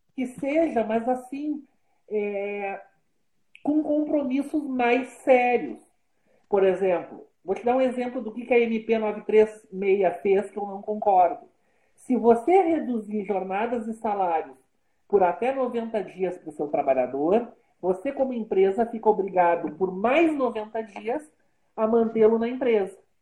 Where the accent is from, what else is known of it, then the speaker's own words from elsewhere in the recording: Brazil; eu como brasileiro